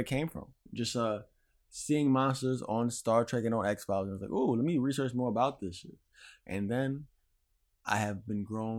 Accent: New Jersey, United States; I'm from Jersey

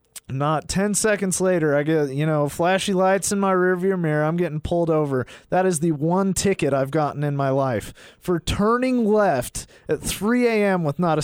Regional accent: Tremonton, Utah, United States; also born or lived in Logan, Utah; I'm from a small town, Tremont in Utah.

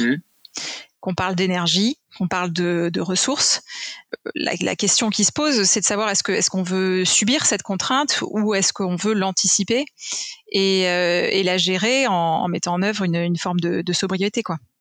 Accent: France; en tant que Français

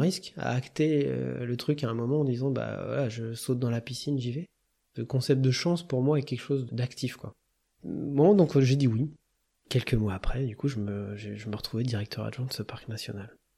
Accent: Touraine, Centre-Val de Loire, France; now in Grenoble, France; je suis originaire de la Touraine, mes parents euh, habitent toujours à Tours

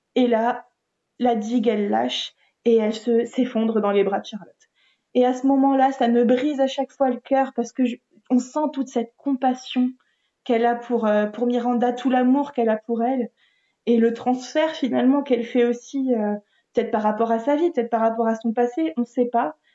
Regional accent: France; en tant que Français

